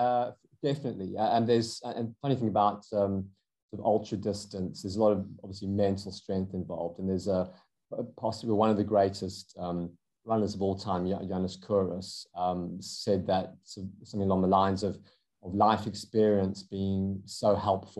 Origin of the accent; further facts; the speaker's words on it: South Africa; accent: South African; moved away as an adult; now in United Kingdom; you can probably hear from my accent, I'm South African originally. I have lived in the UK for over 20 years.